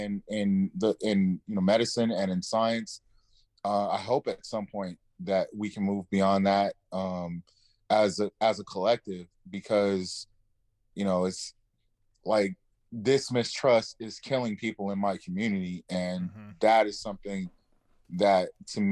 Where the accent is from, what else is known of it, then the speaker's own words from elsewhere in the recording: Los Angeles, California, United States; But I grew up in the inner city of Los Angeles